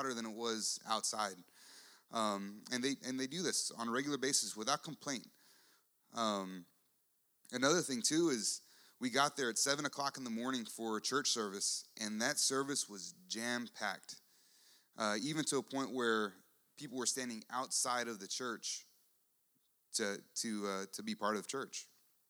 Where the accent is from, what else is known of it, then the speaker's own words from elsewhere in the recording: United States; also born or lived in San Antonio, Texas; I'm an American